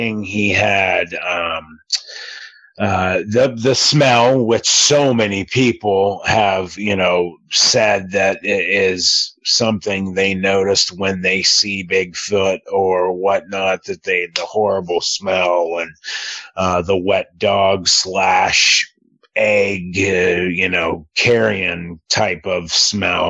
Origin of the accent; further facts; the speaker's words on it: Youngstown, Ohio, United States; I am from Youngstown, Ohio, which is an hour from either Cleveland, Ohio or Pittsburgh, Pennsylvania.